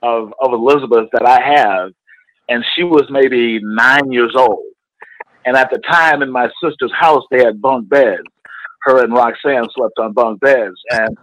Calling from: Illinois, United States; I'm calling from Illinois.

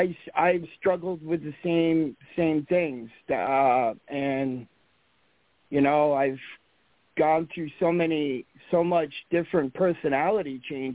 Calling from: Vermont, United States; I'm calling from Vermont.

